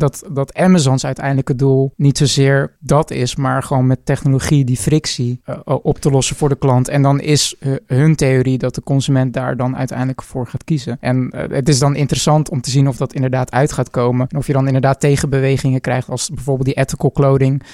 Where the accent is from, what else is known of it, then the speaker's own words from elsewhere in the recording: Netherlands; wij als Nederlander